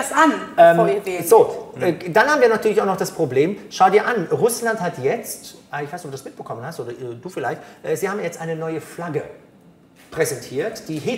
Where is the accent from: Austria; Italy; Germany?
Italy; als Italiener gehört Pesto irgendwie auf Mozzarella.